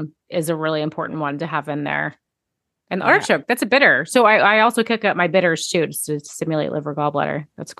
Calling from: Maryland, United States; tuning in from Maryland today.

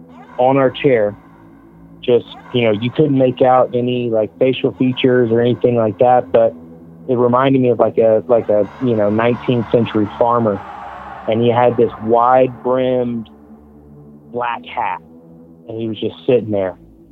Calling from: Atlanta, Georgia, United States; I'm … from outside of Atlanta, Georgia.

